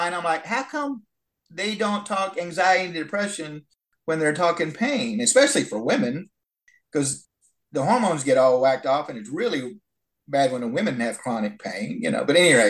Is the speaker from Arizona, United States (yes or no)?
no; Huntsville, Alabama, United States; I'm in Huntsville, Alabama right now. That's where I grew up.